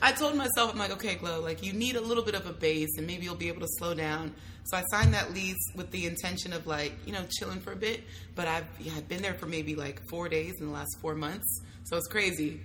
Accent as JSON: {"language": "English", "town": "Hayward", "region": "California", "country": "United States", "tie": "born or raised there", "also_born_or_lived": "Union City", "said": "So I was born and raised in Hayward slash Union City. Okay. So the Bay Area"}